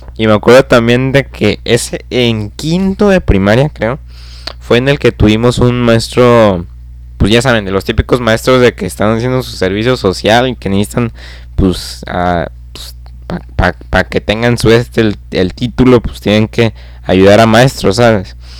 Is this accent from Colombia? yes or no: no; Nuevo León, Mexico; soy de Nuevo León